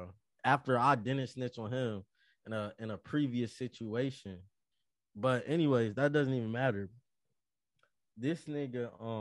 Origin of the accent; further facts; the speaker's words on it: Las Vegas, Nevada, United States; moved away as an adult; I'm from Vegas.